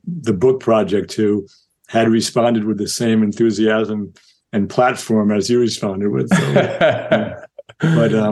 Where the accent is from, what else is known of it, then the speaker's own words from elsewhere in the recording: Yonkers, New York, United States; I grew up in Yonkers, New York